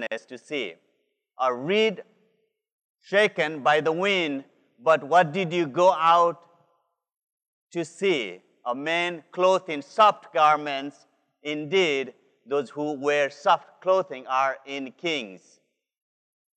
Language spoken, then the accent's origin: English; Nepal; moved away; This is the land where I am from. I'm from Nepal